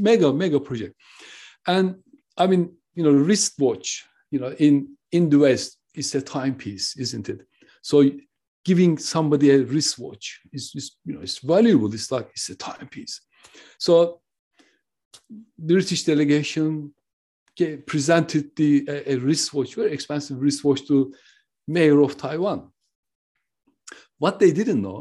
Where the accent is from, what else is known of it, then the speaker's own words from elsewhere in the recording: Turkey; now in United Kingdom; I am originally from Turkey. I live in the UK.